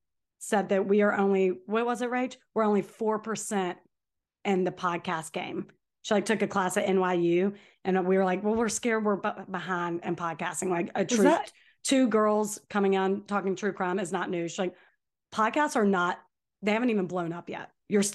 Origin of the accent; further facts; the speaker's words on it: Alabama, United States; now in Georgia, United States; I'm from Alabama, live in Georgia.